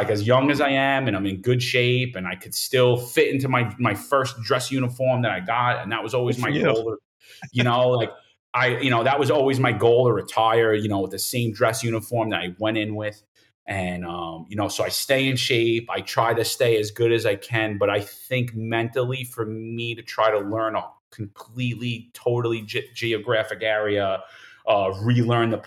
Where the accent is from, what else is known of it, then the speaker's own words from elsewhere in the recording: New York City, New York, United States; moved away as an adult; now in Florida, United States; I grew up in Bensonhurst, Brooklyn